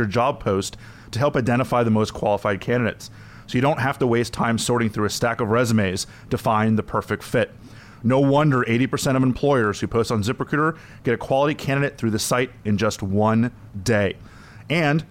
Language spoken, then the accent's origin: English; South Florida, United States; My hometown is South Florida